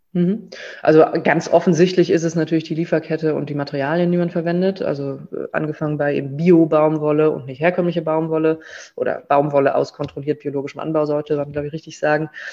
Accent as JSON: {"language": "German", "town": "Bonn", "region": "North Rhine-Westphalia", "country": "Germany", "also_born_or_lived": "Berlin", "moved": "yes", "lives_now": "Cologne, Germany", "said": "wir sind aus Bonn ursprünglich"}